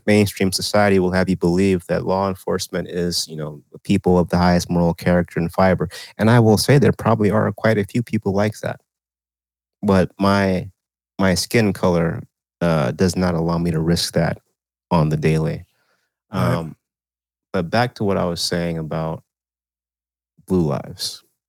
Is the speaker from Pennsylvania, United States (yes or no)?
no; Texas, United States; a state that probably is more southern than my home state you know, I you know, we say Texas is, is the South